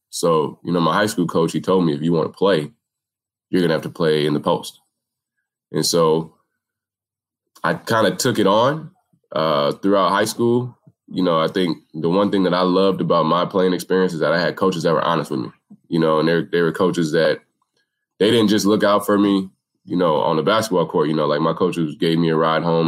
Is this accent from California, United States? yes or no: no; Minneapolis, Minnesota, United States; I grew up in Minneapolis. I've been here my whole life.